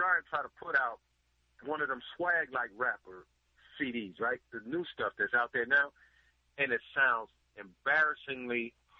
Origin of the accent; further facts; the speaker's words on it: Bay Area, California, United States; now in Los Angeles, United States; I'm from the Bay Area, been down here.